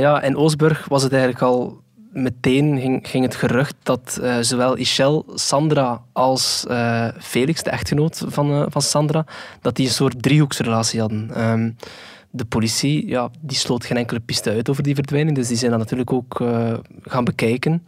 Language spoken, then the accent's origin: Dutch; Flanders, Belgium; bij ons in Vlaanderen